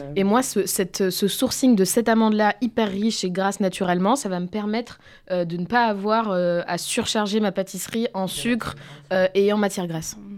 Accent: Bordeaux, Nouvelle-Aquitaine, France; je suis de Bordeaux

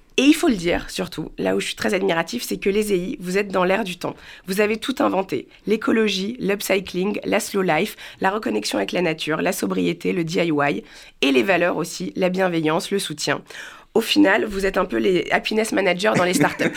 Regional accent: Paris, Île-de-France, France; je suis parisienne, born and raised

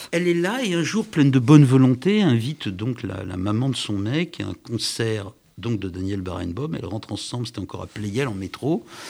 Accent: Paris, Île-de-France, France; quand on est parisien, on est forcément, je suis parisien

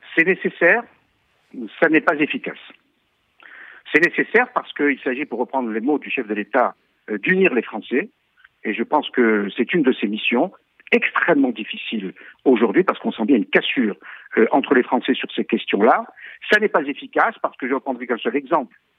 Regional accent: Algeria; now in France; je suis né en Algérie, et ma famille a subi des pogroms organisés par des musulmans qui faisaient des descentes, notamment dans les rues de Constantine

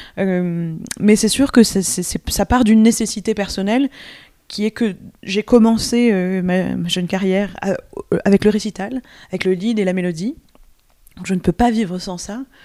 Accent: France; first language French; also born or lived in New York, United States; je suis pas du tout américaine, mais je suis française. Mais il se trouve que je me trouvais à New York à ce moment-là

